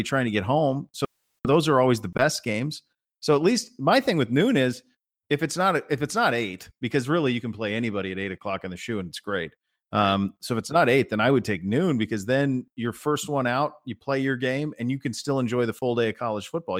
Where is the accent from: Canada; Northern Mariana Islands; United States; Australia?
United States; Montana; I grew up in Montana